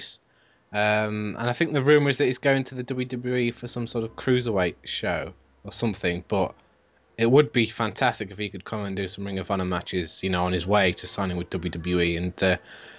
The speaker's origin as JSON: {"language": "English", "country": "United Kingdom", "said": "as British people"}